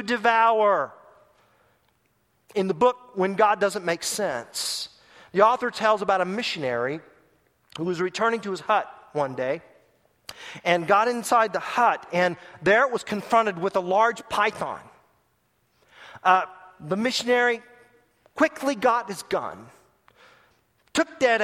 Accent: Tulsa, Oklahoma, United States; my hometown of Tulsa, Oklahoma

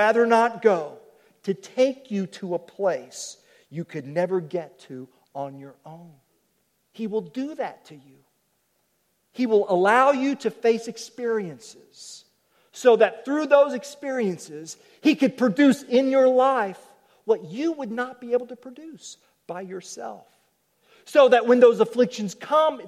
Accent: Oklahoma, United States; I'm from Oklahoma. Okies like ropes

